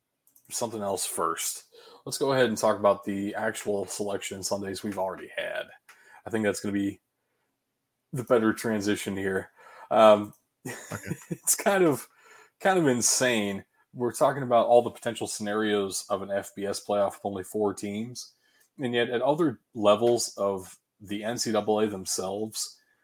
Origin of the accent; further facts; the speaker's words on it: Ohio, United States; Ashland, which was about 35 minutes away from where I grew up in Ohio